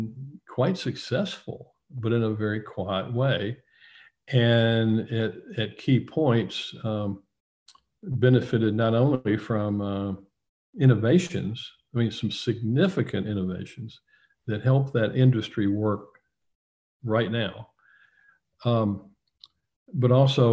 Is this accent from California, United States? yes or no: no; Nashville, Tennessee, United States; Tennessean, you know, is the morning paper in my hometown